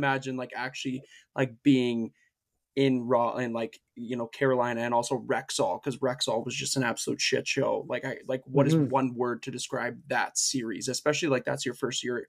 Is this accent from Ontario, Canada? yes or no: no; Leduc, Alberta, Canada; I grew up in Leduc.